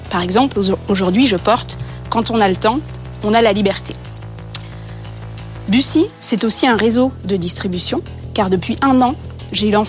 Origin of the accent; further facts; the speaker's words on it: Bourgogne-Franche-Comté, France; ma région d'origine, la Franche-Comté